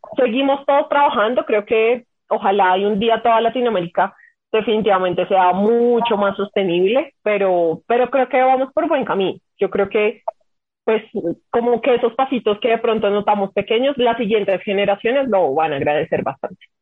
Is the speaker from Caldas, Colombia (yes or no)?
no; Bogotá, Colombia; somos bogotanos